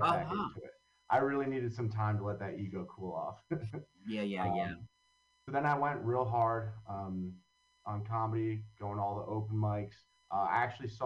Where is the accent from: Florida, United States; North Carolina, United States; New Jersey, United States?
New Jersey, United States; Long Valley; now in Hoboken, United States; I grew up in Long Valley, New Jersey